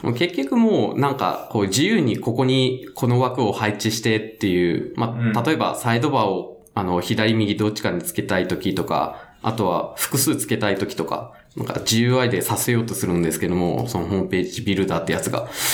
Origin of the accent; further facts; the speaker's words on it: Itoshima, Fukuoka, Japan; moved away as an adult; now in Tokyo, Japan; 僕が出身、福岡出身なんですけども、はい、まあ、糸島っていうところなんですよね、出身